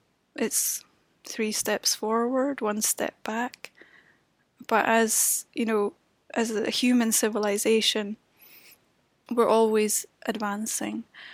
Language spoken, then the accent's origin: English; Edinburgh, Scotland, United Kingdom; as a Brit, especially someone who did no longer had a mandate, I felt, to be writing speeches for European citizens in that way, I decided I'll come home to take part in a process of integration, of construction of what's coming next. And I ended up coming home to Edinburgh